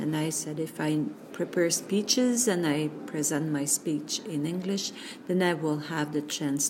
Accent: Quebec, Canada; English is a second language; now in Manitoba, Canada; I'm from Quebec, moved here in Manitoba in 1999. That means I don't have the chance to practice my English very often.

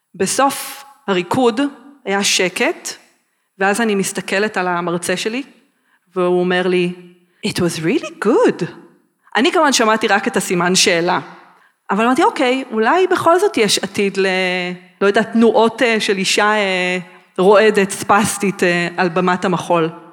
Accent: Gderot Regional Council, Central District, Israel; גדלתי ביישובי גדרות, במושב הסרט, ולאחר מכן בסטודיו של אורנה גלס בגדרה

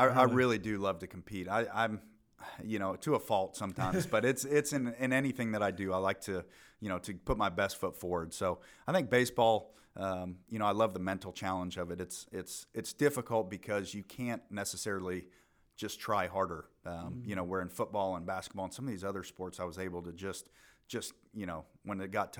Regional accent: Fountain, Colorado, United States; So I was born in Colorado Springs, Colorado. Grew up in a little town called Fountain, just outside of there.

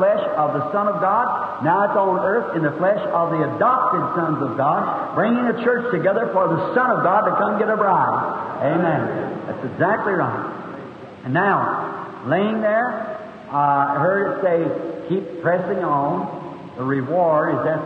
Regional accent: Kentucky, United States; I was born in Kentucky where they don't have a birth record

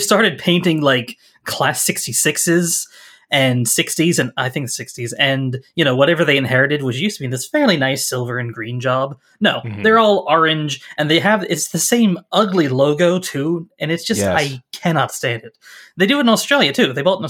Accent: Rhode Island, United States; I grew up in Rhode Island

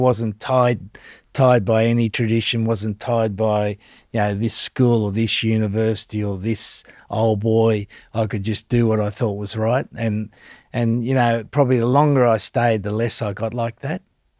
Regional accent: Australia; where I've gone to a place like England as an Australian.

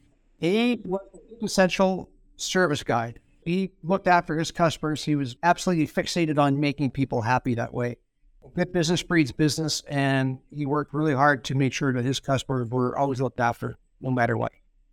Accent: Thunder Bay, Ontario, Canada; I was a Fort William guy.

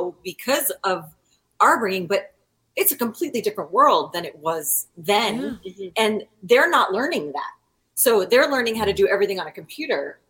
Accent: East Coast, United States; moved away as an adult; I am from the East Coast

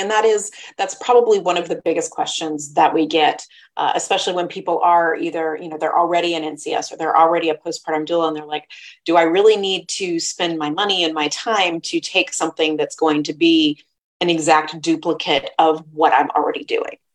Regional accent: Midwest, United States; I was raised in the Midwest

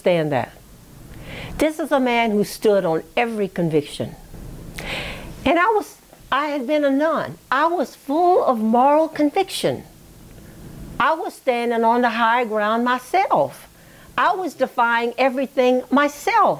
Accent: Baton Rouge, Louisiana, United States; also born or lived in Pointe Coupee Parish, Louisiana / Dallas; I applied to LSU because it was in my hometown, right, Baton Rouge

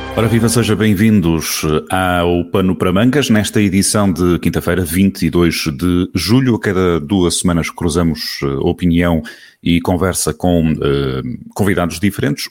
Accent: Portugal; enquanto portugueses

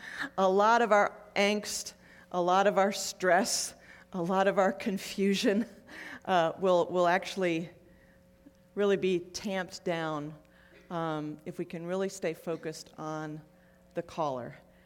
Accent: Buffalo, New York, United States; I grew up in Buffalo. It's really awful. Snow is a four-letter word that starts with S. And I'm just really glad to be in Phoenix.

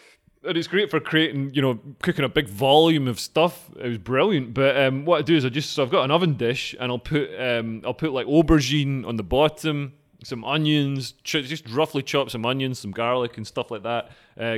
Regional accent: Scotland, United Kingdom; I'm Scottish.

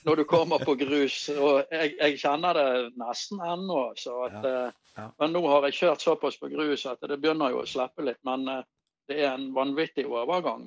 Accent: Bergen, Vestland, Norway; accent: Bergen; also born or lived in Voss; jeg er jo født på Voss, da, men jeg var jo ikke mer enn et år gammel når jeg kom til Bergen. Så jeg er jo bergenser ja.

